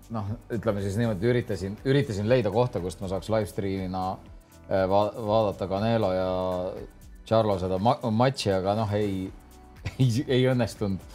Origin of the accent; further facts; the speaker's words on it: Tallinn, Harju County, Estonia; ikka Tallinnas